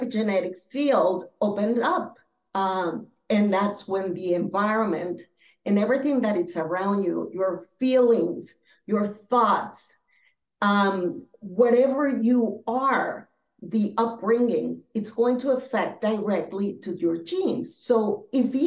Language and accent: English; Philadelphia, Pennsylvania, United States; also born or lived in Boston, Massachusetts / Venezuela; now in Florida, United States; I was born in Boston, Massachusetts. I grew up in Philadelphia, but I also grew up in Venezuela because my parents, like your parents, are from there